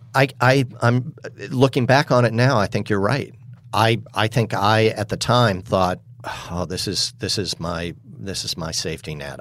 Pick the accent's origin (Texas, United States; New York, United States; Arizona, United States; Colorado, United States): New York, United States; New York City; I was raised in New York City